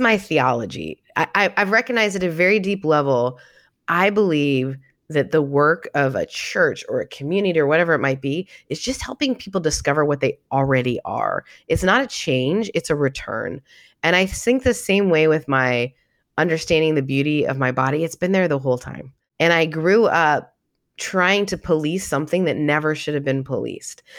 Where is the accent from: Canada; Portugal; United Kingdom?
Canada; also born or lived in Southern United States; now in United States; 'cause I'm Canadian